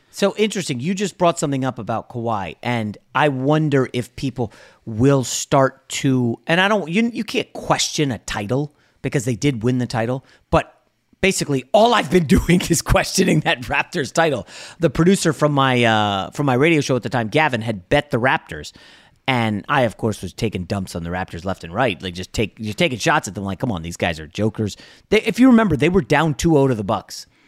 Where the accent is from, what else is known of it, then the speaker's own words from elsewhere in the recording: Northern Virginia, United States; also born or lived in New York; now in Los Angeles, United States; I grew up in Northern Virginia